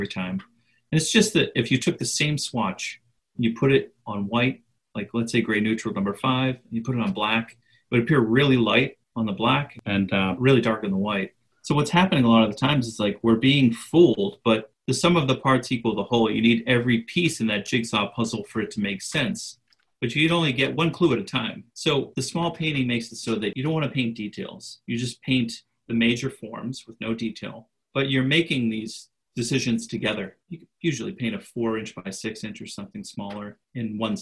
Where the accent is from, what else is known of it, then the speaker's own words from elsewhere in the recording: Boston, Massachusetts, United States; I'm from the Boston area